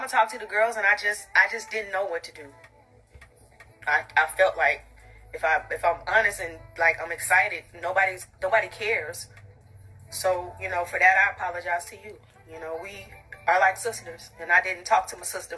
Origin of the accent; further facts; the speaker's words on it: College Park, Georgia, United States; I'm from College Park